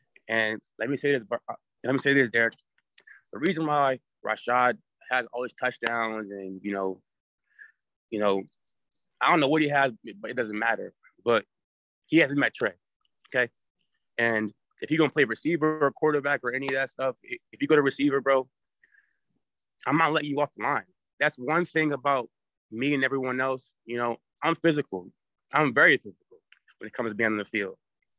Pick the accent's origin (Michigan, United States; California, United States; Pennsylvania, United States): Pennsylvania, United States; Philadelphia; now in Las Vegas, United States; I'm from Philadelphia myself. So all my life, I grew up playing football on concrete.